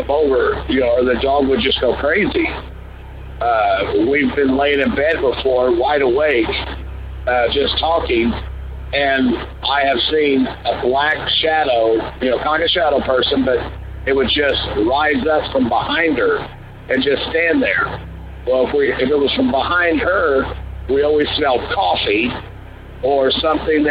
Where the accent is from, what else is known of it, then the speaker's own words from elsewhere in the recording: southern Indiana, United States; We're from Indiana, southern Indiana